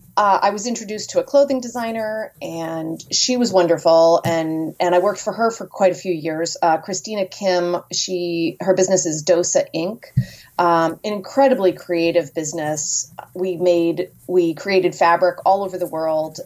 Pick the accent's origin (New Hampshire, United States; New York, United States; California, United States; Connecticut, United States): New Hampshire, United States; Merrimack; now in Rhode Island, United States; I grew up in Merrimack, New Hampshire